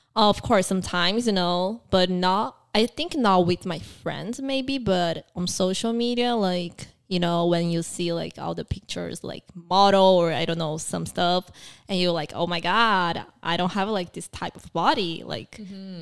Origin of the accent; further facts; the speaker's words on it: Brazil; moved away; also born or lived in Taiwan; I grew up in Brazil